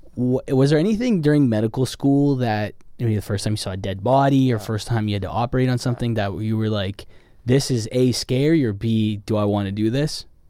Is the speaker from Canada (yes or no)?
yes; Canada; now in Los Angeles, United States; I'm Canadian